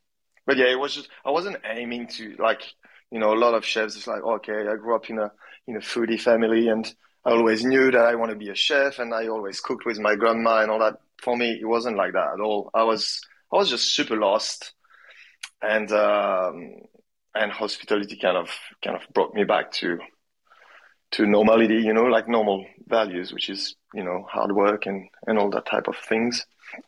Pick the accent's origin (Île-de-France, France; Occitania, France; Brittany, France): Brittany, France; I come from Brittany, so from the northwest of France where, you know, it's all about fish and cider and English weather, basically.